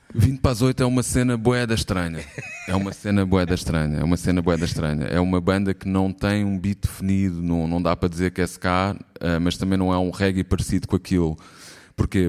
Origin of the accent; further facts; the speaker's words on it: Lisbon, Portugal; na minha terra, em Alvalade, toda a gente me chamava …